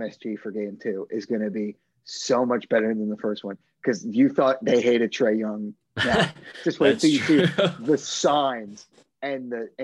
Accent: New Jersey, United States; I grew up around Knicks fans, not many Nets fans where I'm from, even though I'm from Jersey

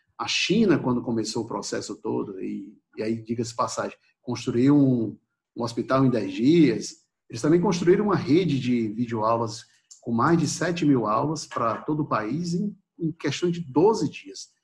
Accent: Ceará, Brazil; da minha terra, né, do Ceará

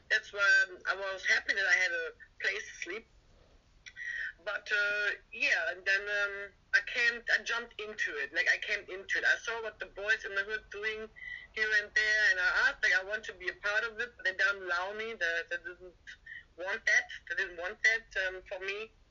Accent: Germany; English is a second language; moved away as an adult; also born or lived in London; Um, I'm from Germany. I used to live a couple of years in London

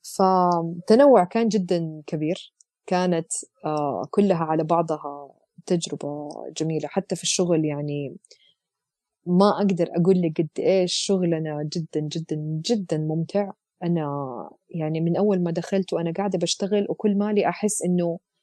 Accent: Jeddah, Makkah Province, Saudi Arabia; moved away as an adult; also born or lived in Eastern Province, Saudi Arabia / Leeds, United Kingdom; وأنا أصلا من جدة

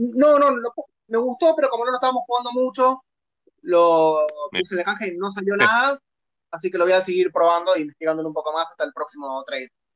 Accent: Buenos Aires, Argentina; Soy de Buenos Aires, vivo

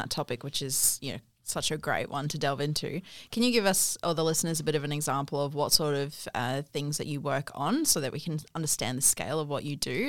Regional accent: South Africa; now in Australia; Um, so I'm from South Africa, but I lived

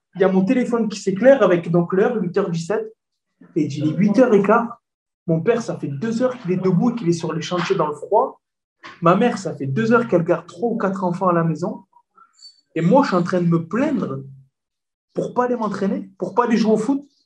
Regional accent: Marseille, Provence-Alpes-Côte d'Azur, France; je suis Marseillais.

